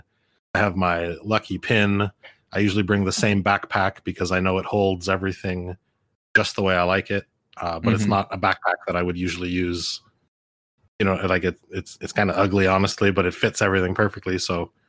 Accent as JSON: {"language": "English", "country": "Canada", "said": "as a Canadian"}